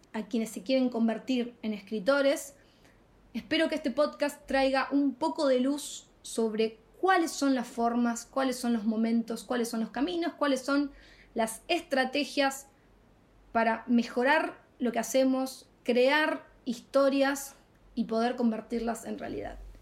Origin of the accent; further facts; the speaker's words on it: Rosario, Santa Fe, Argentina; moved away as an adult; now in Madrid, Spain; de la ciudad de Rosario, Argentina, y hace muy muy poquito instalada en Madrid, España.